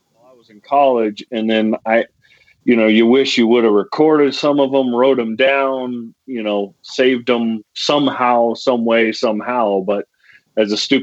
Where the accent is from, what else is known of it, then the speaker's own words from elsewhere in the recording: Jackson, Wyoming, United States; I grew up hunting and fishing, of course, growing up in Wyoming